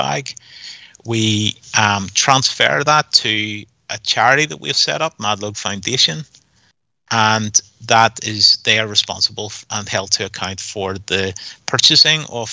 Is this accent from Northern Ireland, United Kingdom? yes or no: yes; Northern Ireland, United Kingdom; we're from Northern Ireland